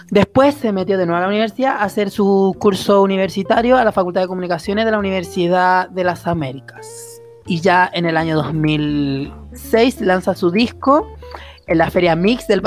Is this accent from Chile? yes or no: yes; Chile; porque es lo primordial durante esta etapa difícil que hemos vivido como chilenos.